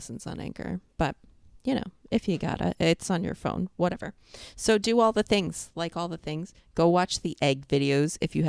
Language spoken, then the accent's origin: English; New York, United States; So then when I came here and I would be like, I'm from New York.